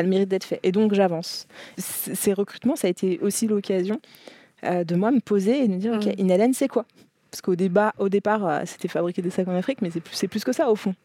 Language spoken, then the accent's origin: French; France; je suis née, j'ai grandi en France